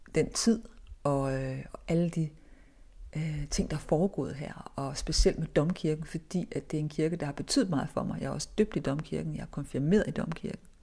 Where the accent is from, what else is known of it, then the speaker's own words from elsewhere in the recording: Viborg, Central Denmark Region, Denmark; moved away; da jeg voksede op i Viborg